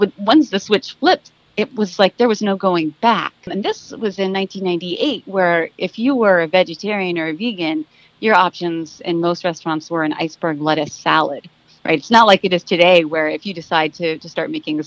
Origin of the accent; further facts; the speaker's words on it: Dallas, Texas, United States; now in Maryland, United States; I'm originally from Dallas, Texas